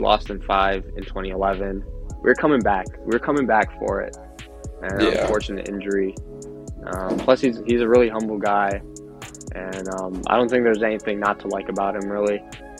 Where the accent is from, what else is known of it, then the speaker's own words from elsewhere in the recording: Chicago, Illinois, United States; grew up in Chicago. We're from Illinois.